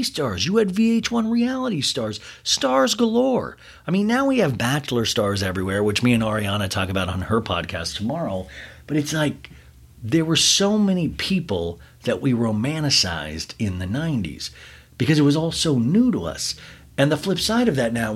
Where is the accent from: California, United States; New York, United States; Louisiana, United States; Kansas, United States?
Kansas, United States; I was growing up in Kansas